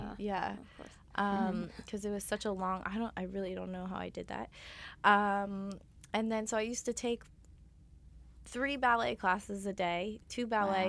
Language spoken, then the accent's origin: English; New York, United States; also born or lived in Germany; So yeah, I am from New York. I'm born and raised here, a New York native.